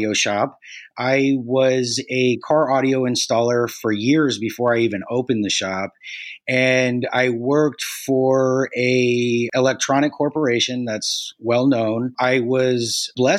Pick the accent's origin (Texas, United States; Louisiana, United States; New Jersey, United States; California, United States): California, United States; Santa Cruz; also born or lived in Mountain View, California / Scotts Valley, California; So I've been in Santa Cruz. I grew up in Santa Cruz